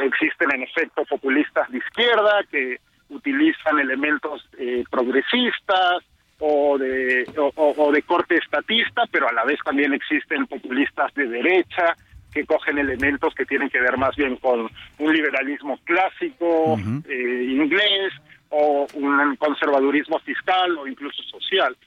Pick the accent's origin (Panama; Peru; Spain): Peru; yo soy peruano